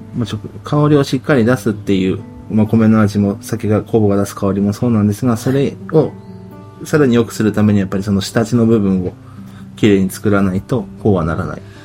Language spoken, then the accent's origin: Japanese; Aizubange, Fukushima, Japan; 会津坂下町で生まれて育っております